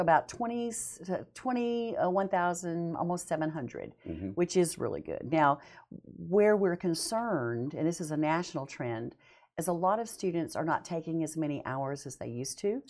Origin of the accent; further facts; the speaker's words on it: Montana, United States; moved away as an adult; also born or lived in Weatherford, Texas / Dallas area, Texas / Bonham, Texas / Tennessee; now in Huntsville, Texas, United States; I was born in Weatherford and lived in Texas oh. in the Dallas area and Bonham area until I was five. Moved to Montana, never grew up in Texas